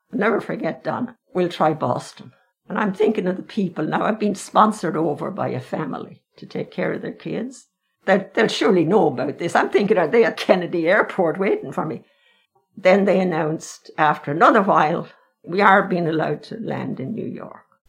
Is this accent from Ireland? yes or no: yes; Dunshaughlin, Leinster, Ireland; also born or lived in Castlebellingham, County Louth; when I was five, my father was transferred from Castle Bellingham back to Meath to Dunshaughlin. That's where I grew up.